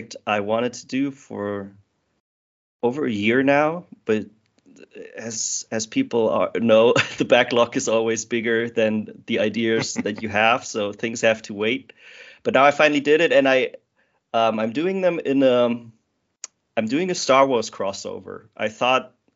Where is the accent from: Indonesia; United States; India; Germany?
Germany; I'm from Germany